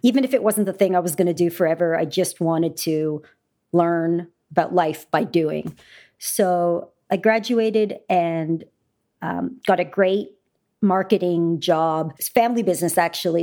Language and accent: English; Canada; I grew up in Canada